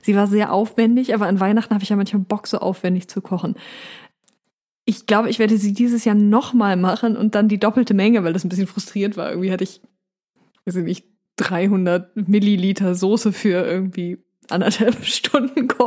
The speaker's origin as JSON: {"language": "German", "region": "Northern Germany", "country": "Germany", "said": "also ich komme ja aus Norddeutschland, du auch."}